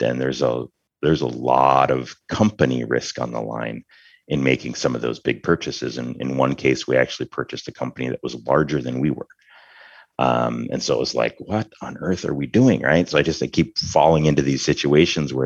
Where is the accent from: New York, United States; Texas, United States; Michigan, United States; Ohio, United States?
Michigan, United States; northern; moved away as an adult; leaving a tiny, tiny town up in very northern Michigan, you know, to attend a medium-sized school